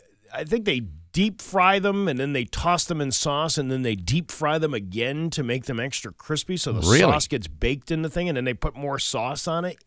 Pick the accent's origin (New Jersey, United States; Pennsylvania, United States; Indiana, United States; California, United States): New Jersey, United States; Denville; out of the town of Denville. Ooh, my hometown.